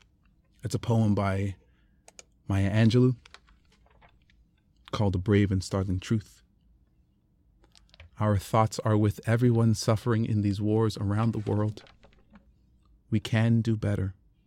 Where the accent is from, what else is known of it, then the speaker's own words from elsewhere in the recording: Canada; I'm Canadian, so I'm going to, I'm not going to apologize, but I'm going to lean into the thank yous again.